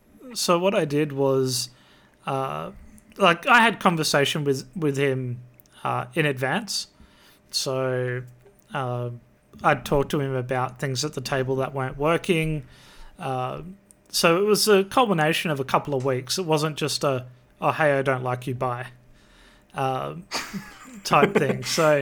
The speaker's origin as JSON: {"language": "English", "country": "Australia", "said": "I'm an Aussie."}